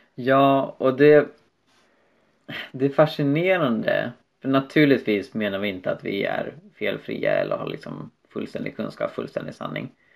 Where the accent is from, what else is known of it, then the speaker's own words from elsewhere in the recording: Sweden; infödda svenskar